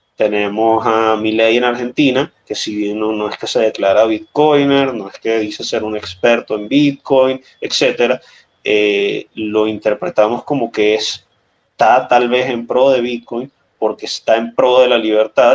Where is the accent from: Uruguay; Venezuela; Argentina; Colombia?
Venezuela; como venezolano